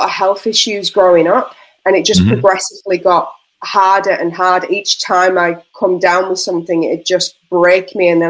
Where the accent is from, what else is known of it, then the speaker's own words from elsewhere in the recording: Yorkshire and the Humber, United Kingdom; Yeah, I'm not Australian, obviously. I'm from the north of England, where Yorkshire puddings are made.